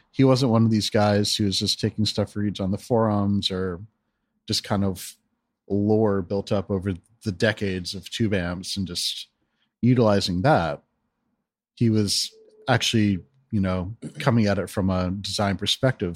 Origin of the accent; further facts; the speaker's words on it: East Coast, Northeast, United States; moved away as an adult; also born or lived in Western Pennsylvania / Seattle; now in Portland, United States; I'm from the East Coast